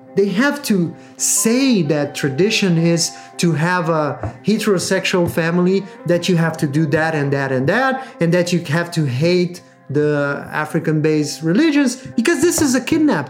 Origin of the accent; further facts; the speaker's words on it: Rio de Janeiro, Brazil; I'm from Rio de Janeiro.